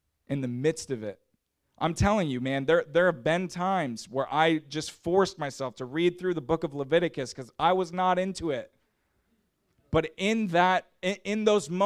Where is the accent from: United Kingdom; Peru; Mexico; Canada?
Canada; I'm from Canada, and it got real cold in the wintertime